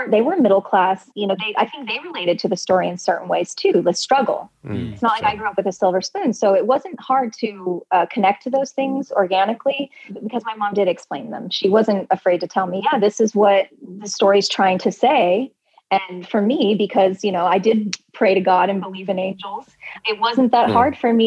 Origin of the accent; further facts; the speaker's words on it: Southern California, United States; also born or lived in Michigan; I grew up in Southern California